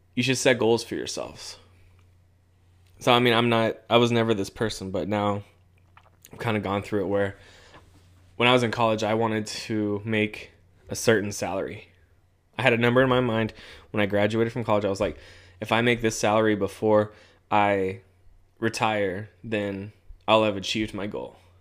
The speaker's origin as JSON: {"language": "English", "region": "Southern California", "country": "United States", "moved": "as an adult", "lives_now": "Central California, United States", "said": "I'm from Southern California."}